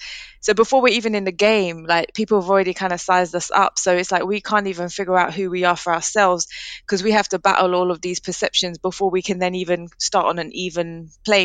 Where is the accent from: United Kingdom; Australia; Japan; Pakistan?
United Kingdom; London; I grew up in Leighton, which is East London